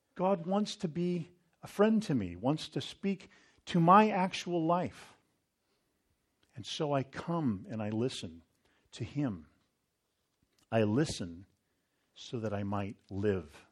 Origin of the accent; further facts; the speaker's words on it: Northern California, United States; I grew up near the American River, up in Northern California